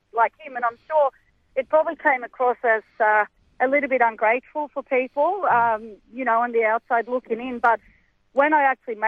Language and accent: English; Sweden; now in Australia; I'm from Sweden.